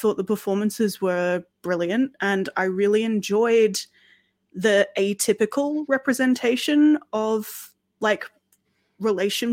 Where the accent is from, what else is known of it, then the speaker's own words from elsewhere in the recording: Australia; now in United Kingdom; as an Australian who has moved to Britain and, you know, considers herself pretty British as well